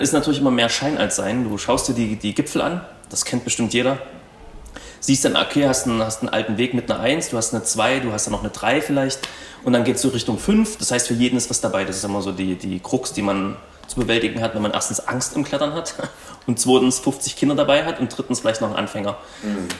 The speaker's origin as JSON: {"language": "German", "region": "Saxony", "country": "Germany", "said": "ich komme aus Sachsen"}